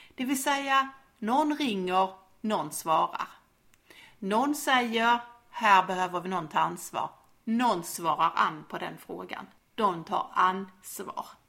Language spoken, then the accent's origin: Swedish; Skåne, Sweden; accent: Scanian (skånska); på min skånska